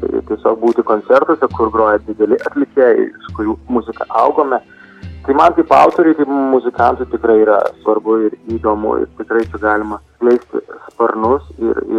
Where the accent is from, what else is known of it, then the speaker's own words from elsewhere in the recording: Lithuania; moved away; Na, aš puikiai jaučiuosi, man labai smagu, aišku, grįžti į Lietuvą, į savo gimtą kraštą ir, ir groti saviems žmonėms, savo publikai